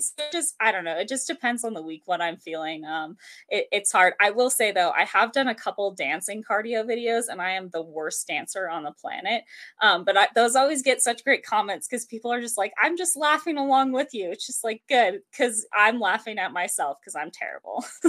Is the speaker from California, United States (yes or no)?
no; the mountains of Colorado, United States; also born or lived in Denver, Colorado; I'm from Denver, Colorado. Um, I actually grew up in the mountains of Colorado